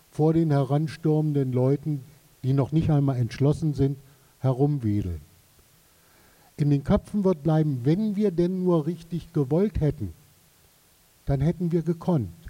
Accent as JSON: {"language": "German", "region": "Saxony", "country": "Germany", "said": "Also ich komme aus Sachsen."}